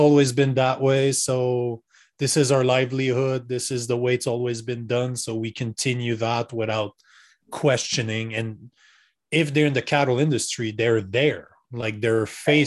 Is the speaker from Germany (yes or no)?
no; Canada; as a Canadian that's never been to Texas